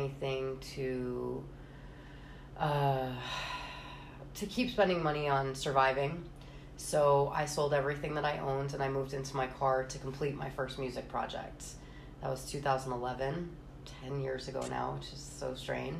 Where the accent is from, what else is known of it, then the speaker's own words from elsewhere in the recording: East Greenwich, Rhode Island, United States; moved away as an adult; also born or lived in New York / Florida; I was born and raised in East Greenwich, Rhode Island